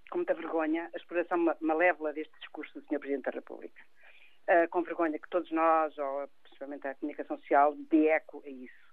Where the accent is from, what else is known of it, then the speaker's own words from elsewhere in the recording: Portugal; E, portanto, somos nós portugueses, somos nós Portugal.